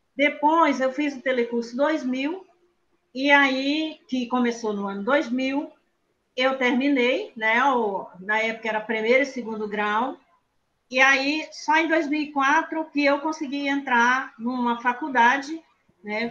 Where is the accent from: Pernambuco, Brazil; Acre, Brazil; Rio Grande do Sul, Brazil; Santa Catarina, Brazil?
Acre, Brazil; Eu nasci no Seringal, é um seringal de nome bem estranho, o seringal se chama Oco do Mundo, na colocação Esperança. Para quem é daqui do Acre